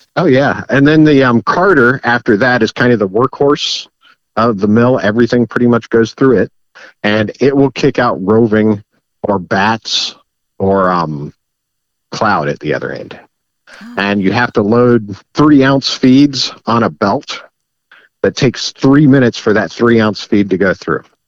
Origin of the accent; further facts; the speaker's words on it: Wyandotte County, Kansas, United States; moved away as an adult; now in Miami County, United States; I grew up in Wyandotte County